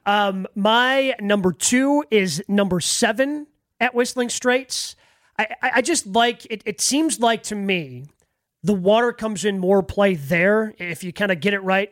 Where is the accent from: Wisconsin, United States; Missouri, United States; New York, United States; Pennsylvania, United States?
Wisconsin, United States; Horicon; I grew up in in Dodge County, right? Grew up in Horicon.